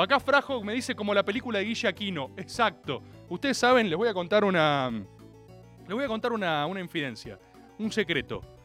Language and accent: Spanish; Argentina; como todo argentino de bien